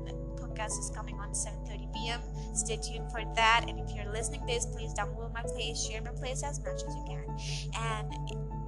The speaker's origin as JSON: {"language": "English", "country": "India", "accent": "Indian and American mixture", "said": "I'm also an Indian"}